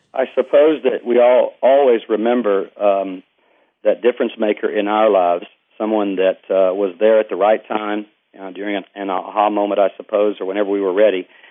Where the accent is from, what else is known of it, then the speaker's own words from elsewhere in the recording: East Texas, United States; I'm from Texas, uh, East Texas, and um, grew up in a very active family.